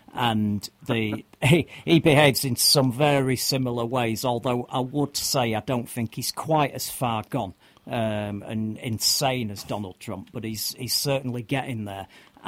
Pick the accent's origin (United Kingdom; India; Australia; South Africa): United Kingdom; as a Brit